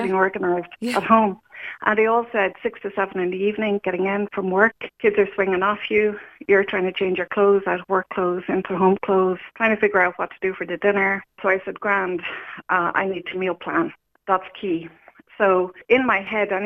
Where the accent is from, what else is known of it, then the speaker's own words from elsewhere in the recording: Newcastle West, Munster, Ireland; moved away as an adult; also born or lived in Dublin; now in Kerry, Ireland; I'm originally from Limerick, Newcastle West, and I moved up to Dublin after college